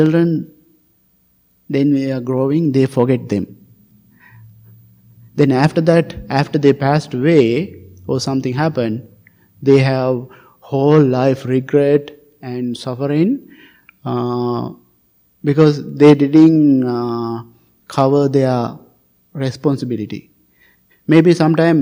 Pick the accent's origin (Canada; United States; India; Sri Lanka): Sri Lanka; moved away; I came from Sri Lanka